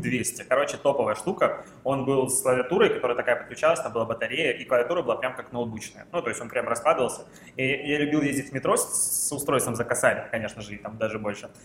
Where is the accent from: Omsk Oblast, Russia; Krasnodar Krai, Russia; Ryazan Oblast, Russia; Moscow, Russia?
Krasnodar Krai, Russia; Krasnodar; moved away as an adult; now in Saint Petersburg, Russia; я же из Краснодара